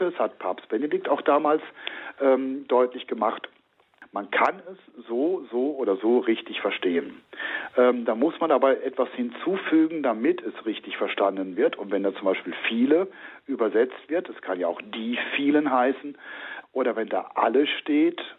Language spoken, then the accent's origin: German; North/West Germany, Germany; denn ich komme ja auch aus Nord- bzw. Westdeutschland. Uns ist der Gruß auch nicht geläufig.